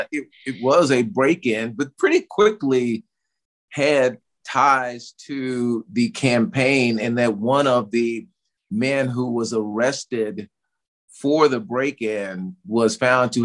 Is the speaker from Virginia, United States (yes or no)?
no; Tulsa, Oklahoma, United States; growing up in Tulsa, Oklahoma, in the heart of Black Wall Street